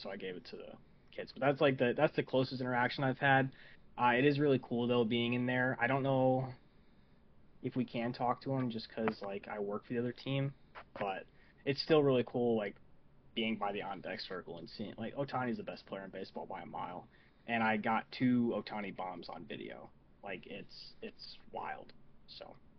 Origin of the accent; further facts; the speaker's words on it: Saginaw, Michigan, United States; moved away; I come from a uh, a small town two hours away from Detroit called Saginaw